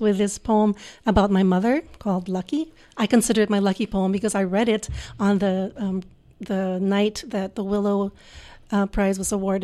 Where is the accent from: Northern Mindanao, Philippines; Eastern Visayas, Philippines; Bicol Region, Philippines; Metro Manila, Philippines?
Metro Manila, Philippines; Manila; moved away as an adult; also born or lived in Brooklyn, New York, United States; now in United States; my parents moved back to the Philippines and they raised all five of us children there